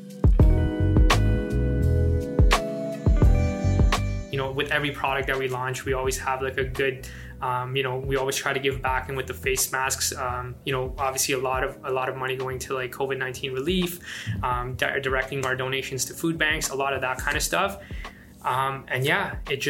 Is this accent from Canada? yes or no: no; Afghanistan; moved away; I'm from Afghanistan